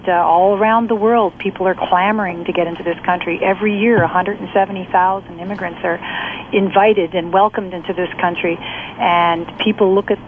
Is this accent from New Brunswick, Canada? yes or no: yes; New Brunswick, Canada; I'm from New Brunswick